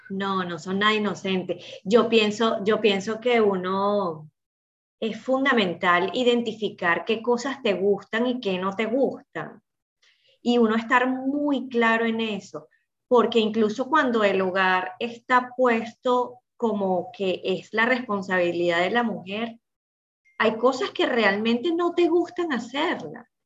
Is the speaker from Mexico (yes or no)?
no; Venezuela; moved away as an adult; now in United States; Y cuando nosotros nos vinimos de Venezuela para acá, que en Venezuela nosotros podíamos tener nuestra señora que, que hacía todas las cosas, aquí no en Estados Unidos